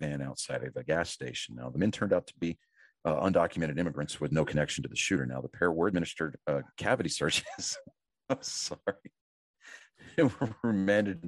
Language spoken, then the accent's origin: English; Texas, United States; we're from Texas